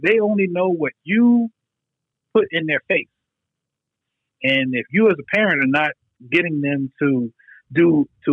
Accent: New York, United States; moved away as an adult; now in Georgia, United States; a person that grew up in New York

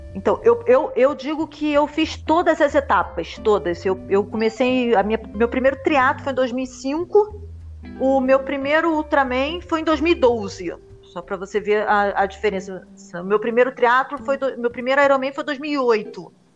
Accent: Rio de Janeiro, Brazil; eu sou, sou brasileira, sempre morei no Rio de Janeiro

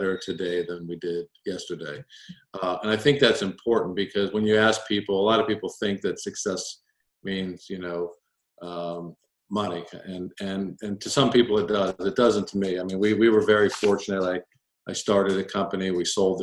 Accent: United States; I grew up just outside of Washington, D.C., in a very military neighborhood

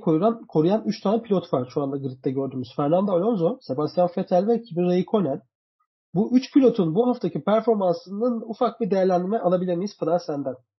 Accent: Turkey

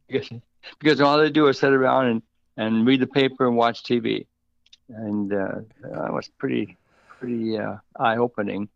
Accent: Minnesota, United States; moved away; also born or lived in Wisconsin; I was born and raised in Minnesota and lived, uh, twenty-five years in Wisconsin

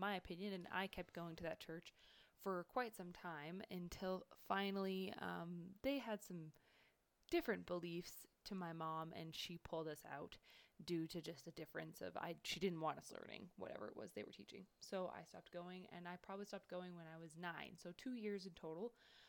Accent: Kelowna, British Columbia, Canada; also born or lived in Armstrong, British Columbia / Fort McMurray, Alberta; I'm from Canada

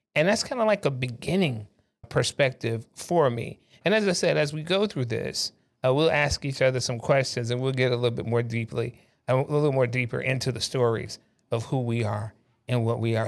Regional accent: South Carolina, United States; I was born in South Carolina

